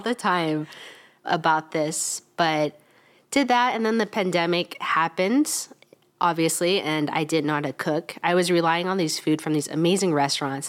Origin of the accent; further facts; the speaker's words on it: Wichita, Kansas, United States; I'm from Wichita, Kansas, so kind of, it, it, it is Midwest.